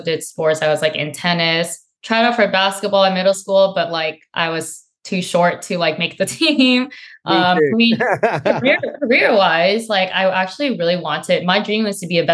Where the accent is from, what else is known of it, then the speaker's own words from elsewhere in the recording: Santa Clara, California, United States; also born or lived in San Jose, California; I'm originally from San Jose, California. Grew up in Santa Clara